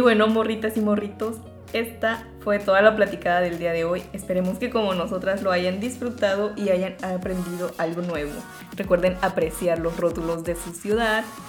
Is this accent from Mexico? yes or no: yes; Mexico; como mexicanos